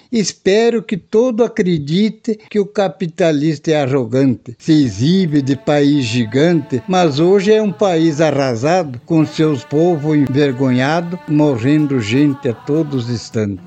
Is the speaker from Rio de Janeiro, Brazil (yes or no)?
no; Lagoa Vermelha, Rio Grande do Sul, Brazil; moved away as an adult; also born or lived in Passo Fundo, Rio Grande do Sul / Coronel Vivido, Paraná / Santa Isabel, Paraná / Dois Vizinhos, Paraná; now in Paraná, Brazil; Sou natural de Passo Fundo, Rio Grande do Sul. Me criei em Lagoa Vermelha